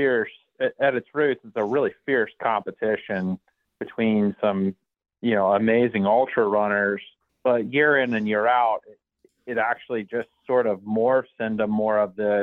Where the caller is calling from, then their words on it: Portsmouth, Ohio, United States; from Portsmouth, Ohio.